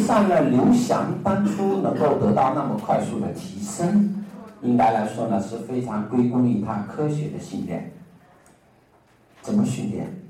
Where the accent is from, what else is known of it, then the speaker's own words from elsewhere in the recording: China; 我们中国人